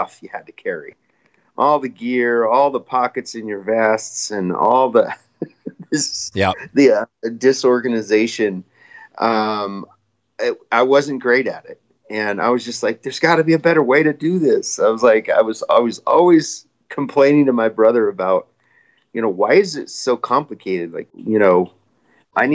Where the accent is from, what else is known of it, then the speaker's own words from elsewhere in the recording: Royal Gorge, Colorado, United States; I grew up spin fishing on the Arkansas River and kind of by, the Royal Gorge, Highway 50, Canyon City to Salida in Buena Vista area.